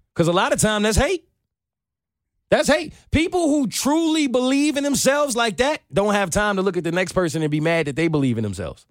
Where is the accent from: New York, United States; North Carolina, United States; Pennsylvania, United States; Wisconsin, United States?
New York, United States; moved away as an adult; now in Atlanta, United States; I'm from New York.